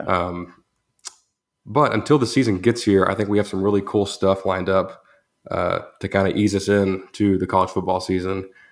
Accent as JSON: {"language": "English", "town": "Groesbeck", "region": "Texas", "country": "United States", "said": "I'm from Gross Beck, Texas"}